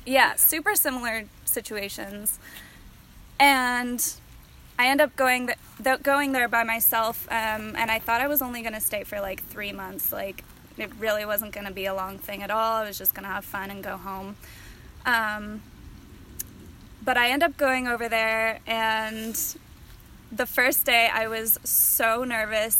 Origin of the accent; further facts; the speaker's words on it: East Bay area, California, United States; also born or lived in Sacramento, California; born and raised in the East Bay area in California, but currently living up near Sacramento